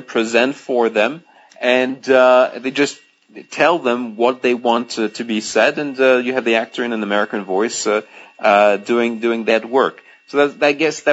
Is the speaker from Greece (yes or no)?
yes; Greece; English is a second language; moved away; also born or lived in France; I'm French and I grew up in Greece. So English is my third language.